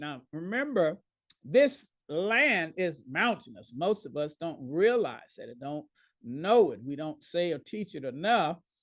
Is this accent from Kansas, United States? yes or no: no; Dallas, Texas, United States; now in Pauls Valley, United States; my hometown is Dallas, Texas